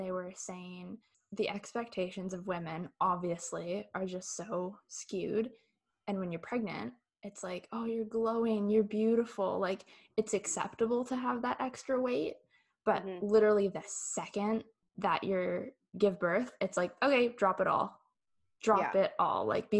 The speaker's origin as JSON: {"language": "English", "town": "Chilliwack", "region": "British Columbia", "country": "Canada", "said": "we're all from the Lower Mainland, we're from Chilliwack"}